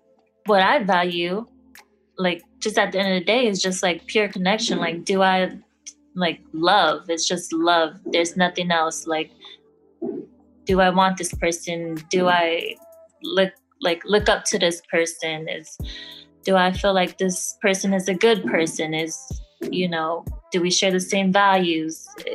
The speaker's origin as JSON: {"language": "English", "region": "Midwest", "country": "United States", "moved": "yes", "lives_now": "Los Angeles, United States", "said": "I'm from the Midwest. I'm a good Midwestern girl. I'm not an LA girl"}